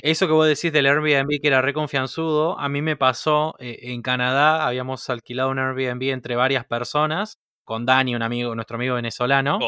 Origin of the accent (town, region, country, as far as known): Argentina